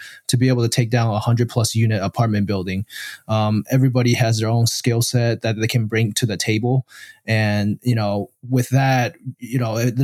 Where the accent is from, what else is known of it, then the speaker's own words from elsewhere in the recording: Taiwan; now in United States; originally I'm from Taiwan